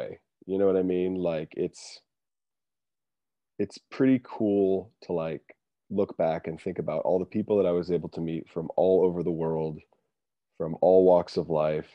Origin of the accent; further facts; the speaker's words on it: Montana, United States; I'm also from Montana